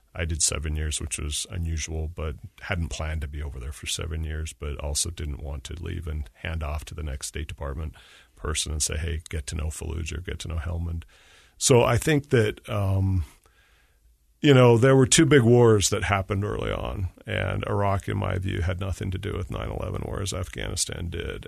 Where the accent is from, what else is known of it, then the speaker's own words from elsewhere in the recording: Utah, United States; I missed Utah. I'm from Utah